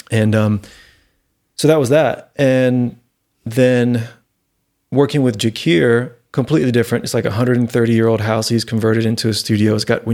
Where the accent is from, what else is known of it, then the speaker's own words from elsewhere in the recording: Florida, United States; I mean, I'm not from Tennessee. I'm from Florida